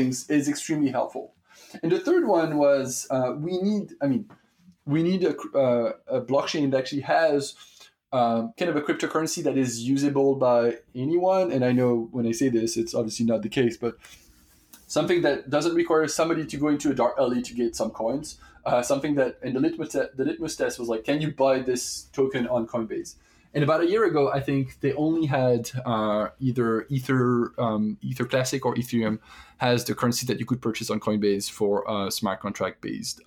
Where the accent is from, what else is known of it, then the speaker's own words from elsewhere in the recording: France; accent: French; English is a second language; now in United States; I'm French, as you might have guessed with my accent at this point, and I live in the US